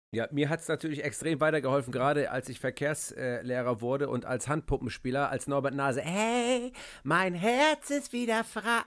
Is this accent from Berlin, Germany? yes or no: no; Hamburg, Germany; bei uns in Hamburg